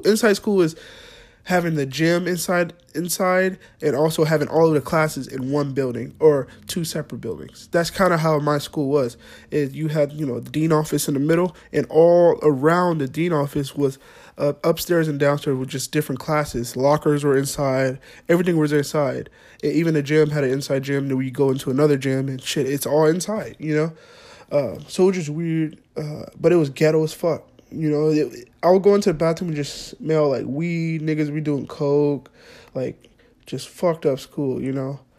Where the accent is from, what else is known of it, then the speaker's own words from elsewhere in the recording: Fresno, California, United States; also born or lived in Clovis, California; we grew up on the West Side, West, West Side